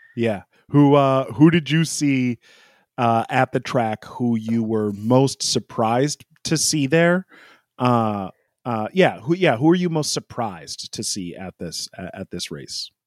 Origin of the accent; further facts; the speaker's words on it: United States; as an American fan